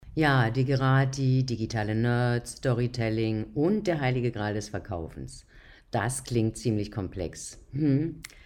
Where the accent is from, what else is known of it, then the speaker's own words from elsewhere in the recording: Austria; hier bei uns in Österreich